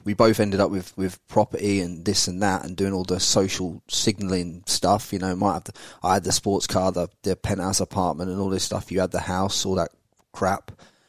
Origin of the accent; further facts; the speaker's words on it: England, United Kingdom; moved away as an adult; now in Brisbane, Australia; growing up in England